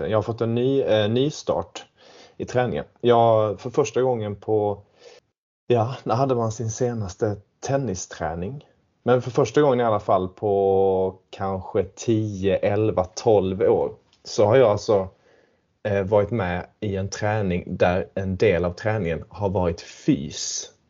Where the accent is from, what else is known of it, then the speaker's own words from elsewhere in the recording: Sweden; now in London, United Kingdom; Jag är svensk, ja.